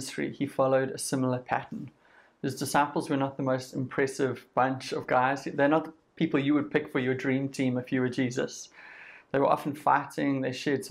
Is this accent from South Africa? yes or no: yes; Durban, KwaZulu-Natal, South Africa; I grew up in Kloof and Durban North, two fairly affluent areas in Durban